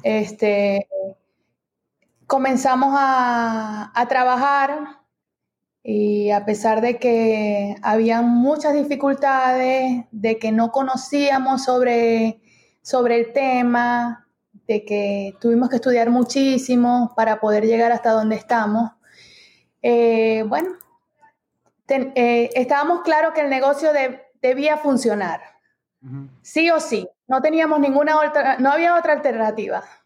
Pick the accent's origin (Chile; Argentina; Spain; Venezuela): Venezuela; moved away as an adult; now in United States; nosotros somos de Venezuela, eh, llegamos aquí a los Estados Unidos en el 2018